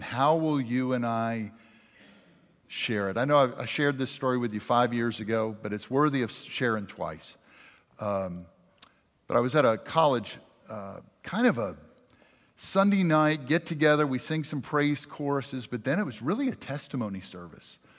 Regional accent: Jackson, Mississippi, United States; also born or lived in Richland, Mississippi; now in Madison, United States; I'm from South Jackson

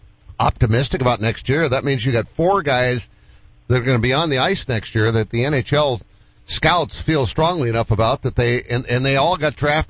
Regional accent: Boston, Massachusetts, United States; I'm from Boston.

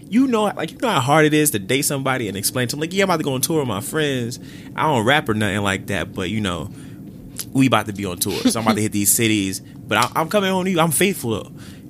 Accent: Midwest, United States; now in New York, United States; I'm from the Midwest

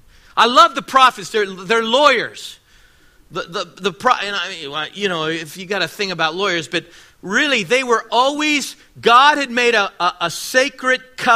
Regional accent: Washington, District of Columbia, United States; born there; I'm 59 years old. I was born in Washington, D.C.

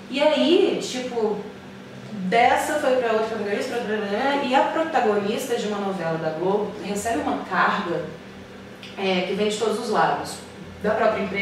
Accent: Belo Horizonte, Minas Gerais, Brazil; now in Rio de Janeiro, Brazil; e eu vim de BH para o Rio de Janeiro, minhas amigas todas ficaram lá, minha história toda ficou lá.

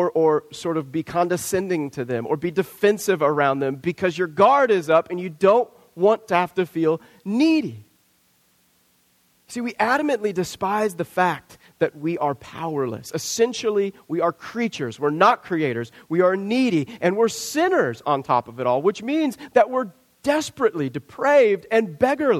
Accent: Southwest Kansas, United States; I grew up in Southwest Kansas, Tornado Alley

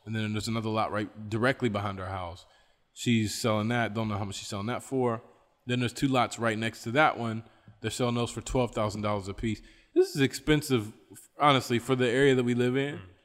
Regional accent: West Virginia, United States; I'm from West Virginia

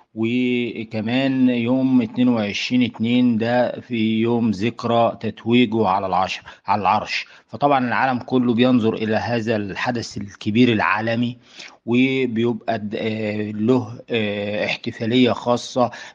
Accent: Egypt; احنا عندنا في مصر أماكن غنية كبيرة جدا

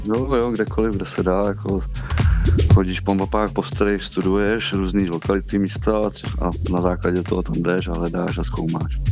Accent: Karlovy Vary, Karlovy Vary Region, Czechia; já jsem z Karlových Varů

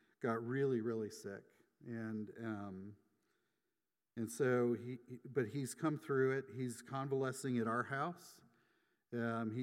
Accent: Atlanta, Georgia, United States; moved away as an adult; also born or lived in California / Auburn, Alabama; I grew up in the Atlanta area

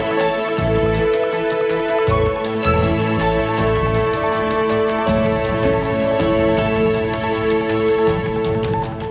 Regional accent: United Kingdom; now in Netherlands; a British national in the Netherlands

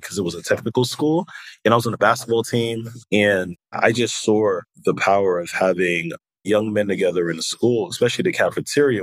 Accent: New York City, New York, United States; also born or lived in Haiti; I was born in Haiti and I came to America at the age of three. And the Haitian community, particularly in New York City and Brooklyn, um, is so connected

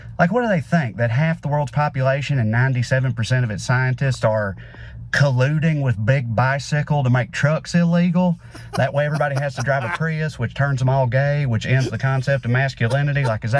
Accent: the South, United States; As a Southerner, it particularly drives me crazy that conservatives don't believe in climate change because where I'm from, conservatives love the outdoors.

